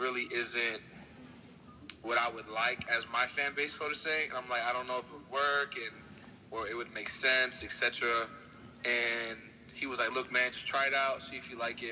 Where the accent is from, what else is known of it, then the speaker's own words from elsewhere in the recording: Egg Harbor City, New Jersey, United States; also born or lived in Brooklyn, New York; I was born in Brooklyn, New York until the age of like 6 or 7, I think. And I moved to New Jersey, went to school in South Jersey, Egg Harbor City, and flip-flopped from Brooklyn to Egg Harbor City my whole life